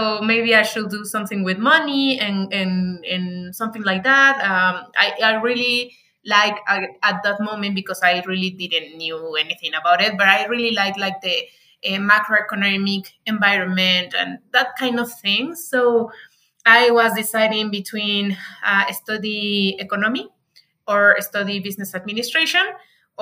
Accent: Morelia, Michoacán, Mexico; English is a second language; now in Mexico City, Mexico; my hometown, that is Morelia, Michoacan

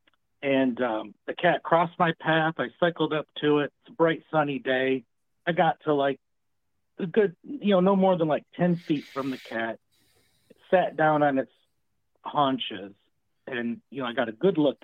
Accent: Michigan, United States; now in Louisiana, United States; I'm here in the South, as y'all said, Louisiana, and I'm from Michigan originally.

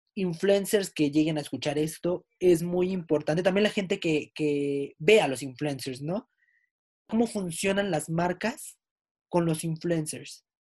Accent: Mexico; somos mexicanos.

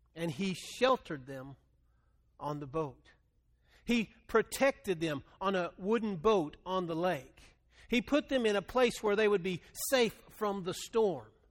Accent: Texas Panhandle, United States; moved away; I grew up in the Panhandle of Texas

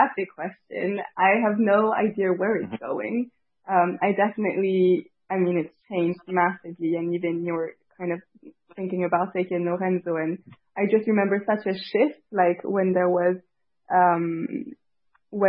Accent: Paris, Île-de-France, France; also born or lived in Tahiti; I was raised in Paris, and I went to high school there, and I'd go back to Tahiti during the summer.

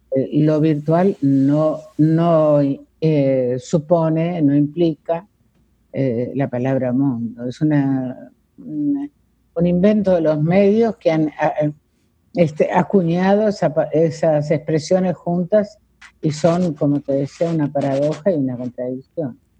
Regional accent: Villaguay, Entre Ríos, Argentina; also born or lived in Rosario, Santa Fe; now in Buenos Aires, Argentina; yo nací en Villaguay, en Entre Ríos, pero viví muchísimos años en, en Rosario

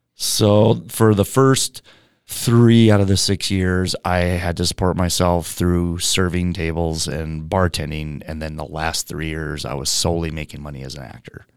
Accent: Moorhead, Minnesota, United States; also born or lived in Seattle, Washington / Oregon / Australia; now in Los Angeles, United States; Moorhead, Minnesota. I'm a Minnesota farm boy. Well, small town, but grew up on a farm

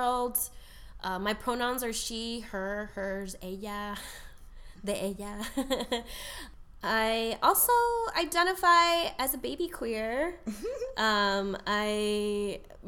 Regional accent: Tucson, Arizona, United States; now in Chicago, United States; I was born in Tucson as the first in my immediate family to be born in the U.S.

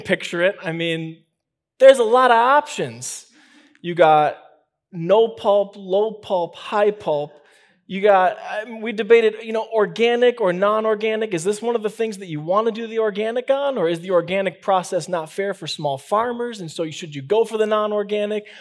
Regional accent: Chicago, Illinois, United States; moved away; I'm from Chicago

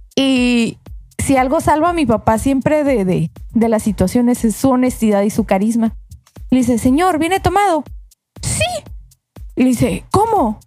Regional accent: Mexico; como buen mexicano

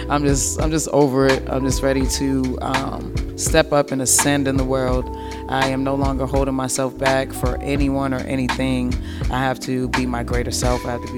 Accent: East Coast, United States; I mean, I'm used to it. Like I said, I'm from the East Coast

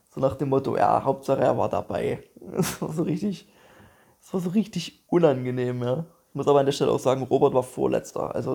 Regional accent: Dresden, Saxony, Germany; yo, hier, ich bin aus Dresden und so und ich habe gerade Bock, so ein bisschen aufzutreten

